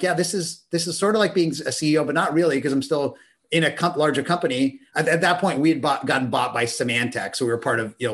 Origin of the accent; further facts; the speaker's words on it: Pittsburgh, Pennsylvania, United States; I grew up in Pittsburgh, Pennsylvania